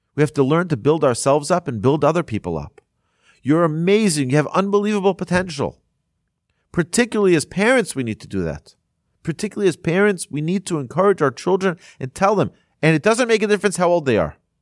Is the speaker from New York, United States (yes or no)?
yes; Monsey, New York, United States; there was a rabbi where I grew up in Muncie, in New York